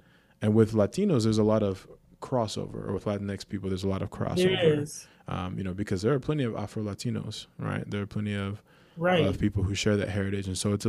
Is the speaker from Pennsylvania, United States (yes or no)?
no; Hawaii, United States; born there; See, I was born in Hawaii, so like I knew of Polynesian people